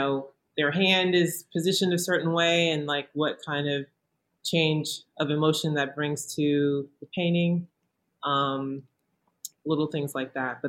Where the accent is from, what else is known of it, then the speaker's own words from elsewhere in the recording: Southern United States, United States; that kind of self-awareness that, you know, I felt like I grew up with in the South